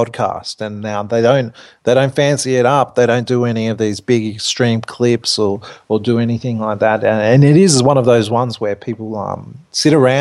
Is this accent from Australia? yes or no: yes; Australia; I'm an Australian.